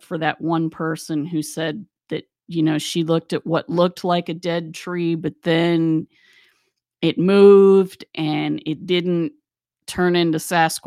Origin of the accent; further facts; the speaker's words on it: West Virginia, United States; I grew up in West Virginia